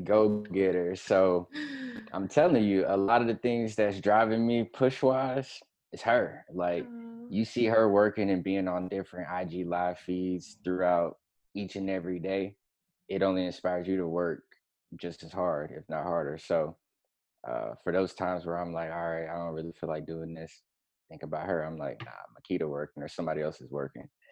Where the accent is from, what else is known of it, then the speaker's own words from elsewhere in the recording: Florida, United States; moved away as an adult; also born or lived in Atlanta / Seattle / Tampa / Gainesville; I am from Florida, first and foremost, um, born and raised